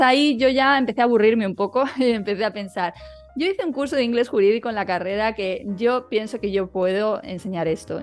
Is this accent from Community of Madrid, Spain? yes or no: yes; Madrid, Community of Madrid, Spain; moved away as an adult; now in Málaga, Spain; yo nací aquí, aunque me crié en Madrid